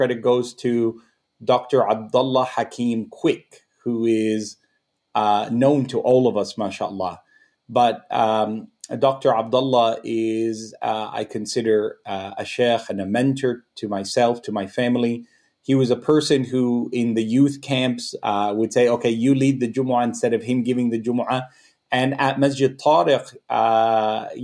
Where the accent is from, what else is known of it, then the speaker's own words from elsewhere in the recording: Canada; I'm Canadian. I wouldn't say I'm Egyptian. I'm Canadian